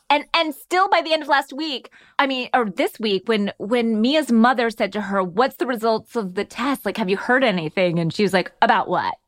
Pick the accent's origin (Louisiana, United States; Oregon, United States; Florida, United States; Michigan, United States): Florida, United States; I grew up in Florida.